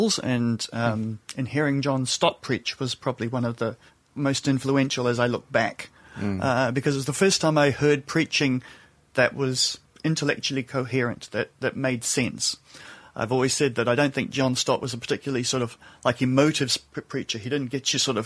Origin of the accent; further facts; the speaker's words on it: Cambridge, Waikato, New Zealand; accent: New Zealand; moved away as an adult; also born or lived in Malaysia; now in London, United Kingdom; the accent comes from New Zealand. So I grew up in New Zealand.